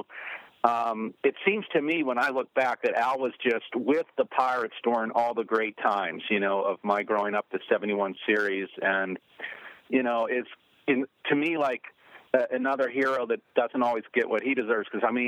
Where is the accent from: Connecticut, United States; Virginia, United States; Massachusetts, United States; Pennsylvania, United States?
Pennsylvania, United States; Pittsburgh; I grew up in Pittsburgh